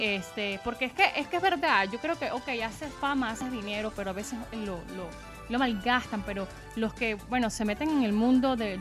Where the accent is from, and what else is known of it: Venezuela